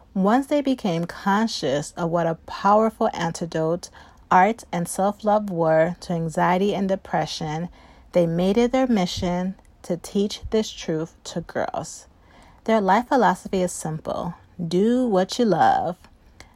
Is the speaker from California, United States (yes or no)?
no; the suburbs of Chicago, Illinois, United States; born or raised there